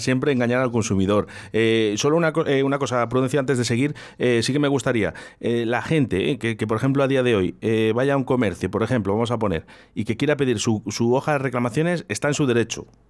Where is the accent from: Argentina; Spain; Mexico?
Spain; somos muchos españoles